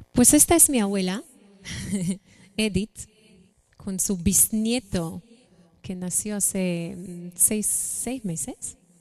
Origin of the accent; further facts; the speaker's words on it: Israel; moved away as an adult; nací en Israel, eh, mi familia está ahí.